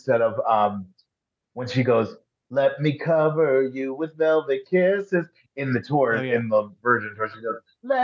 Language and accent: English; Long Island, New York, United States; I'm from Long Island, Italian, raised Catholic